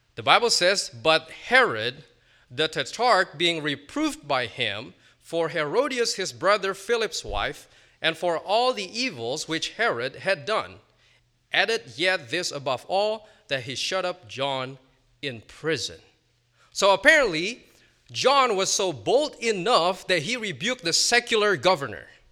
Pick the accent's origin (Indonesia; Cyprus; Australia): Indonesia; moved away as an adult; also born or lived in Virginia, United States; now in United States; I spent the first eighteen years of my life, uh, growing up in Indonesia, and I came to the States in twenty fifteen